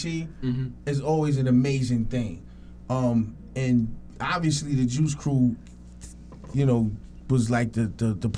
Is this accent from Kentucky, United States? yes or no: no; New York City, New York, United States; I grew up in Queens, officially a Queens native